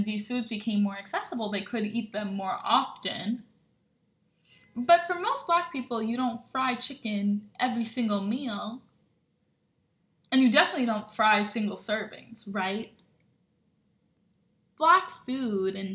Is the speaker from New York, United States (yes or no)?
no; Bethesda, Maryland, United States; I grew up in Bethesda, Maryland